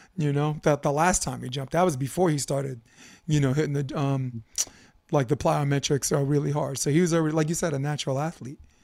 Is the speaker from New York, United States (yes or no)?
yes; New York City, New York, United States; moved away; as a kid who grew up in Brooklyn, New York